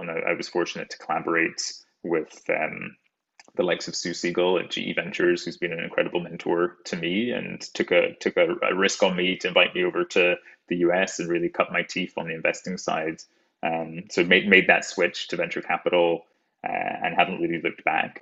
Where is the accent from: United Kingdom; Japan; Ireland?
United Kingdom; rural Scotland; moved away; I'm an explant from Scotland, rural Scotland, uh, in the United Kingdom